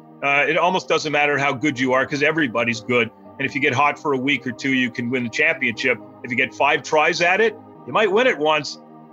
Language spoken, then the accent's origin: English; Montreal, Quebec, Canada; I grew up in Montreal.